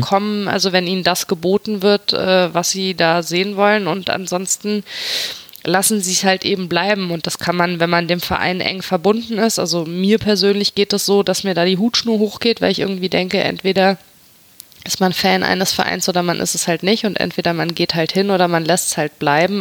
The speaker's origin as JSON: {"language": "German", "town": "Mainz", "region": "Rhineland-Palatinate", "country": "Germany", "said": "als Mainzer"}